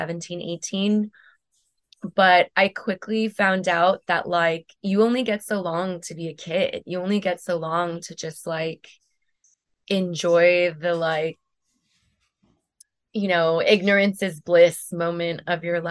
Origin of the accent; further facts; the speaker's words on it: West Covina, California, United States; also born or lived in Venice, Los Angeles / West Hollywood / Silver Lake, Los Angeles; I grew up in the San Gabriel Valley